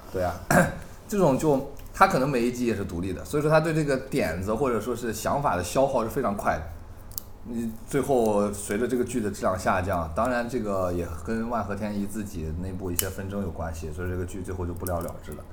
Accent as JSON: {"language": "Chinese", "country": "China", "said": "我们就是大陆的这种观众"}